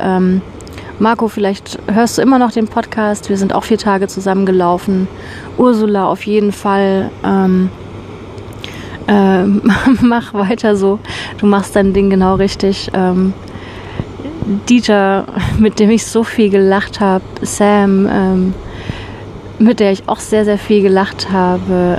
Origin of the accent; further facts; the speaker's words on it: Germany; moved away; bei uns in Deutschland